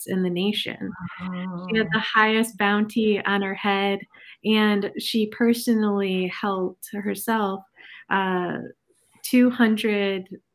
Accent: Michigan, United States; also born or lived in Flint, Michigan; I am a Michigander. I was born in Flint myself, raised in the suburbs at a very young age.

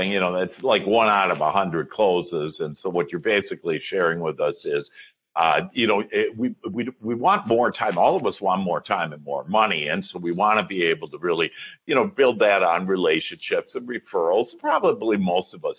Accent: Wisconsin, United States; now in Dallas, United States; I was from Wisconsin. And in Wisconsin right now in January, we would be, my dad would drag me out ice fishing on a lake

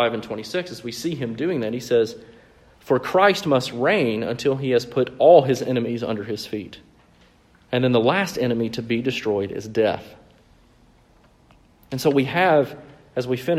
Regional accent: Mississippi, United States; my years of growing up in the Bible Belt in the very deep South, right? So in Mississippi.

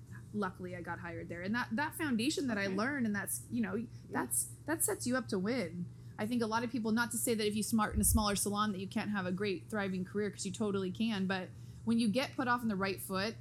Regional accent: Santee, California, United States; East County and Santee

